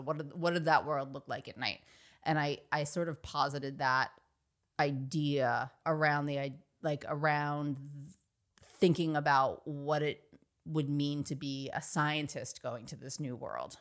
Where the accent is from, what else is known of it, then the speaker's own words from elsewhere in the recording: Dix Hills, New York, United States; I grew up on Long Island, suburb, suburban Long Island, town called Dix Hills